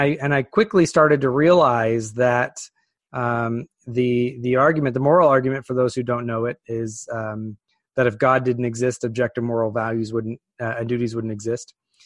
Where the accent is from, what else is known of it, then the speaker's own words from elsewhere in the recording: California, United States; So I was raised in Northern California, a deep, deep, deep blue part of an already blue state.